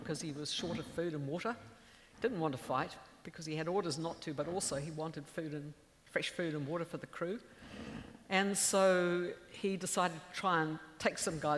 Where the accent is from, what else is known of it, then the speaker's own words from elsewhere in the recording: Gisborne, New Zealand; my hometown of Gisborne